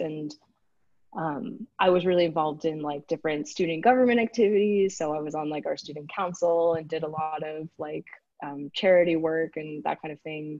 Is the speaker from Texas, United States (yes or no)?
yes; Houston, Texas, United States; first language English; moved away; also born or lived in Switzerland; I grew up in Texas, so uh, kind of in the suburban area around Houston